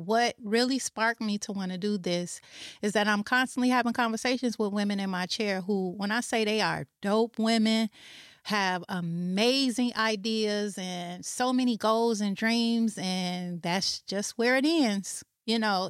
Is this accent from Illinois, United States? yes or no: yes; Chicago, Illinois, United States; moved away; I am originally from Chicago